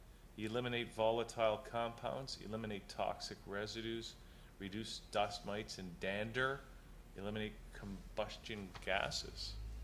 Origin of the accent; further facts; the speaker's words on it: Hamilton, Ontario, Canada; I know Hamilton had one. Yes. My hometown had one.